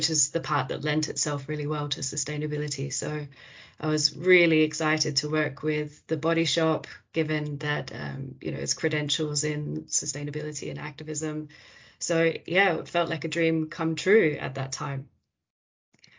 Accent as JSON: {"language": "English", "country": "Australia", "moved": "yes", "said": "Australia, which is where I'm from"}